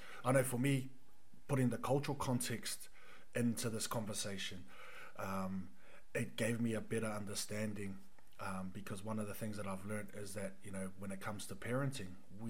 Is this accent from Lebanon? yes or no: no; New Zealand; for us being New Zealand born